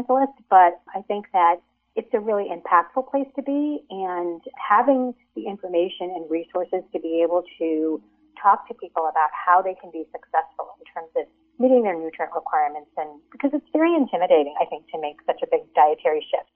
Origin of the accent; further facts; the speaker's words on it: United States; my parents were immigrants. They came from India. And so even though I was raised in America